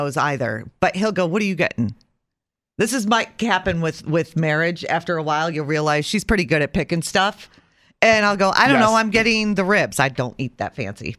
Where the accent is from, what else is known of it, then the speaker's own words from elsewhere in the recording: Southern Tier, New York, United States; I'm a redneck from the Southern Tier